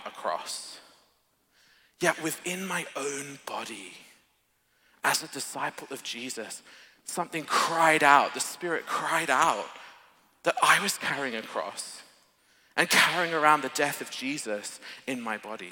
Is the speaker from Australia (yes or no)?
yes; Australia; moved away; I'm an Aussie